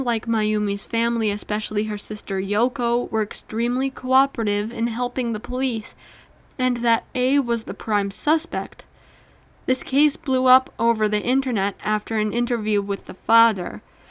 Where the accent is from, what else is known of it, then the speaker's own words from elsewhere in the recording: Pickering, Ontario, Canada; On St. Patrick's Day in 1995, in my hometown of Pickering, Ontario, six teenage boys went missing.